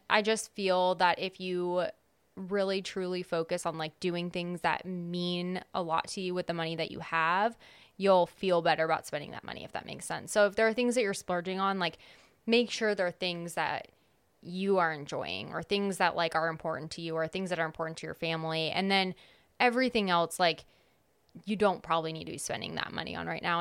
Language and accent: English; California, United States; moved away; I'm from California